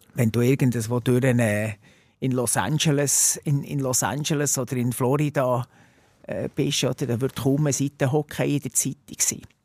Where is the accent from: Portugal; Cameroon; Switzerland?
Switzerland; Bernese Oberland; gebürtiger Berner Oberländer